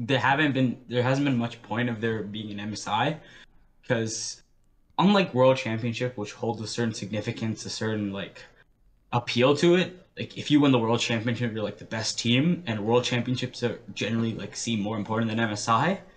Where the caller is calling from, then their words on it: Ontario, Canada; Uh, I'm calling from Ontario.